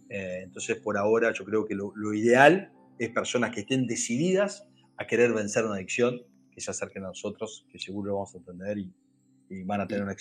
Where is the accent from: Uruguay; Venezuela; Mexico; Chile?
Uruguay; also born or lived in Brazil; Yo soy uruguayo, aunque soy nacido en Brasil, pero, o sea, eh, somos absolutamente rioplatenses. Yo en este momento estoy en Paysandú